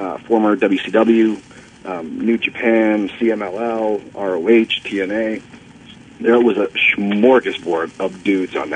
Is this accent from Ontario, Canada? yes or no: yes; Toronto, Ontario, Canada; my hometown of Toronto